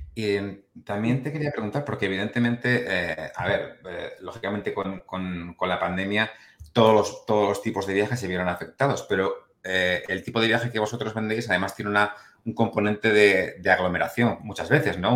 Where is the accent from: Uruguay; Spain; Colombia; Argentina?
Spain; siendo español